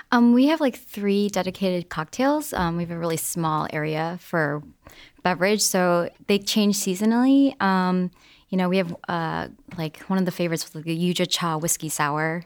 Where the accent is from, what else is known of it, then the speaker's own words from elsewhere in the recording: Midwest, United States; I grew up in the Midwest